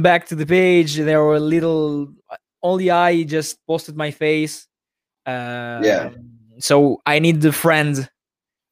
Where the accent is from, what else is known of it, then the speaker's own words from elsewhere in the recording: Italy; I'm from Italy